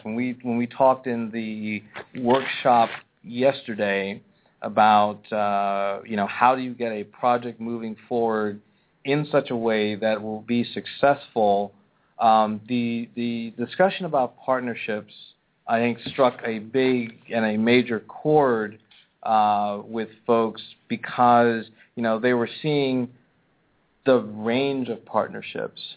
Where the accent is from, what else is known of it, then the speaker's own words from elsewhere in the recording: Pennsylvania, United States; moved away; my home state, and I got to go back to my hometown